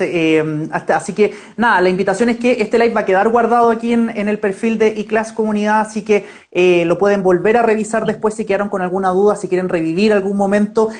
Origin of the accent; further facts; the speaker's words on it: Viña del Mar, Valparaíso, Chile; now in Santiago, Chile; yo también soy de Viña